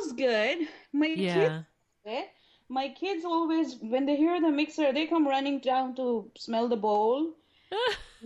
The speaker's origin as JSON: {"language": "English", "country": "Pakistan", "tie": "born or raised there", "moved": "as an adult", "lives_now": "San Diego, United States", "said": "I grew up in Pakistan"}